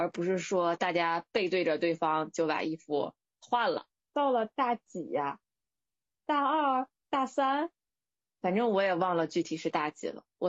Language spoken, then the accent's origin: Chinese; northern China, China; 我们当时同宿舍里只有我是一个北方人，然后其他三个人都是广州本地人。